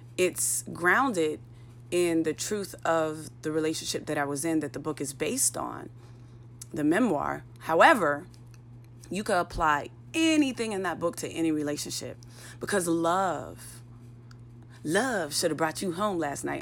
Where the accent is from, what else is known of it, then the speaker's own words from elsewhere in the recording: Pittsburgh, Pennsylvania, United States; moved away; Pittsburgh, in my hometown